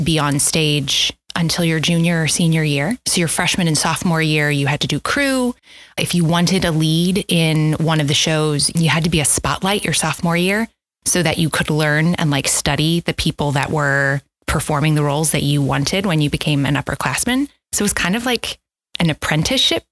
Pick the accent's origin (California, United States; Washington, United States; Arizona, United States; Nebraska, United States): Nebraska, United States; Omaha; also born or lived in St. Louis, Missouri; I am originally from St. Louis, Missouri. All my extended family is there, and I spent very few years there. I moved to Omaha when I turned seven, and I've been here ever since